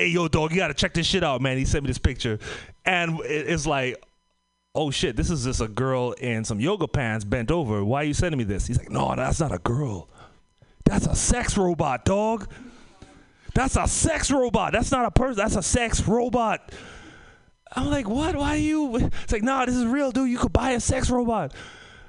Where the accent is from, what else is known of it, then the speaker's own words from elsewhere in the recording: Trinidad & Tobago; moved away; also born or lived in Oakland / Bay Area; I came from the Caribbean. By from the Caribbean, Trinidad and Tobago.